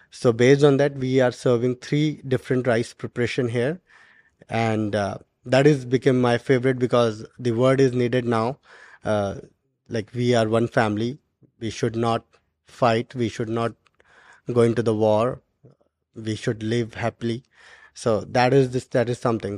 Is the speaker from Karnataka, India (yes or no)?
no; Garhwal region of Uttarakhand, India; moved away; from my hometown